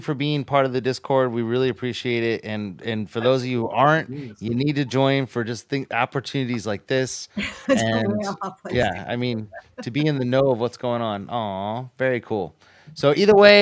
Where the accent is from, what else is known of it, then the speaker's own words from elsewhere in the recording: near San Francisco, California, United States; moved away; I grew up near San Francisco, so I was always a 49ers fan